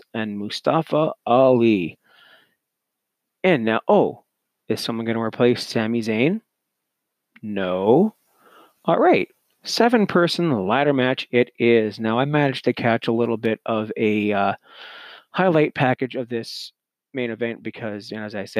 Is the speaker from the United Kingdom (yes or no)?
no; Canada; as a Canadian